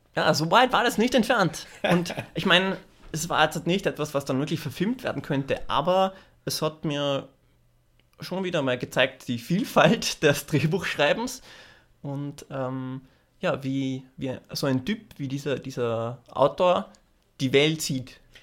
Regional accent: Austria; moved away as an adult; also born or lived in Los Angeles, United States; als Österreicher

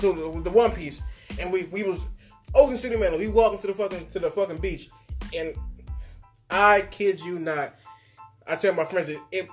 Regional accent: the South, United States; I'm from the South.

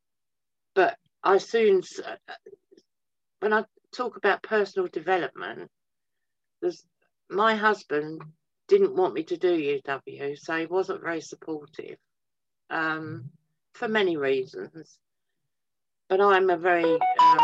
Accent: Twickenham, London, United Kingdom; now in Wellingborough, United Kingdom; I grew up around Twickenham

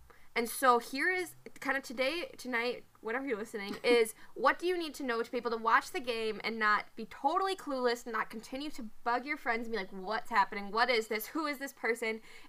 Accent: Minnesota, United States; I'm a Minnesotan.

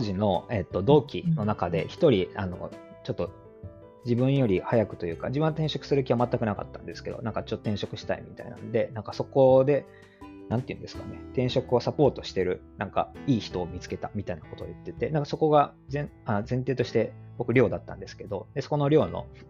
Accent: Hyogo, Japan; 兵庫県育ちで

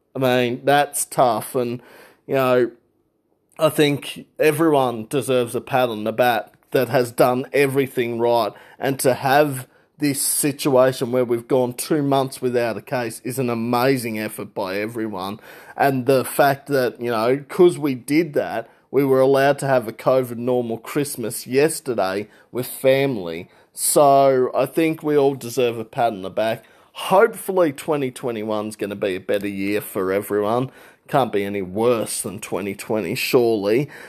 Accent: Regional Victoria, Australia; I'm from Regional Victoria

